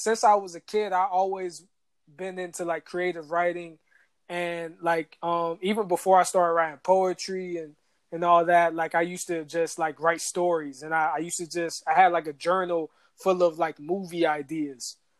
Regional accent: Atlanta, Georgia, United States; moved away as an adult; also born or lived in Washington, D.C.; growing up in Atlanta

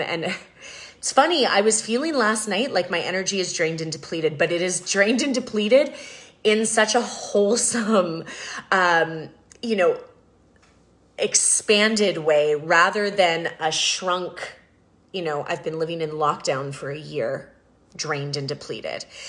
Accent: Canada; growing up in Canada

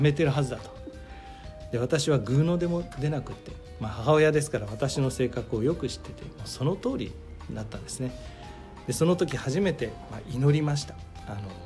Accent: Yokohama, Kanagawa, Japan; 出身は横浜、えー、関東の出身

